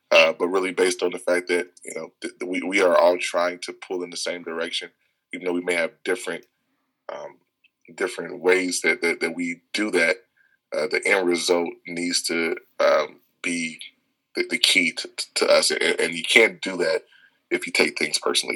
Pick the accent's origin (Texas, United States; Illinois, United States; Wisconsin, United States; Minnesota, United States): Illinois, United States; Chicago; I grew up on the South Side of Chicago